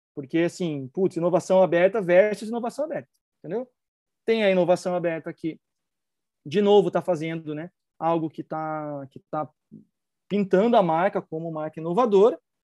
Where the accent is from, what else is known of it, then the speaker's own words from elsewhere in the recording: Brazil; como brasileiro